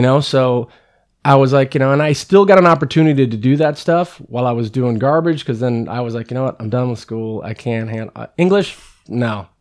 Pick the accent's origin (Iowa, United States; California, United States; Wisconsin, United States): California, United States; San Carlos; also born or lived in Redwood City, California; Grew up in San Carlos